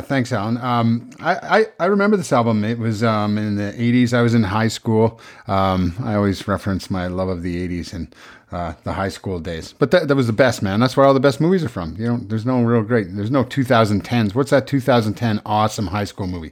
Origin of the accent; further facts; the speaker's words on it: Prince Edward Island, Canada; I was raised in Prince Edward Island